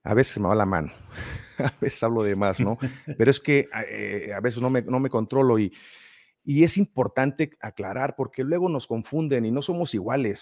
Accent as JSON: {"language": "Spanish", "country": "Mexico", "said": "De México"}